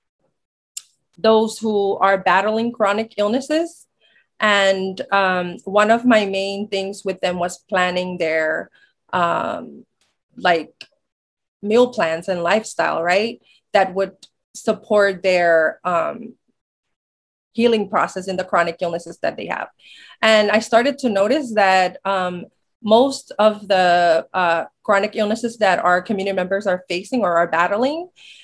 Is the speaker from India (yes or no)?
no; Chuuk, Micronesia; moved away as an adult; now in Oregon, United States; I grew up in Chuuk all my life